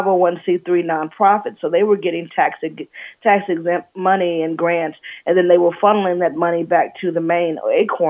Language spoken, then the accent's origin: English; Alabama, United States; Growing up in Alabama, it was Jesus and JFK